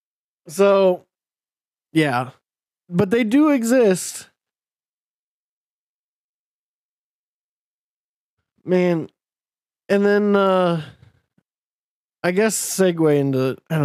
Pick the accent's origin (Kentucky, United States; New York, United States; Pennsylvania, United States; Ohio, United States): Ohio, United States; Circleville; Donald Trump came to my hometown in Circleville